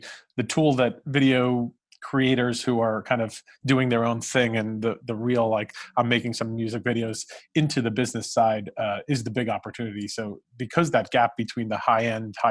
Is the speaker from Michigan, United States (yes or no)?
no; New York City, New York, United States; I've lived in New York, I grew up in Brooklyn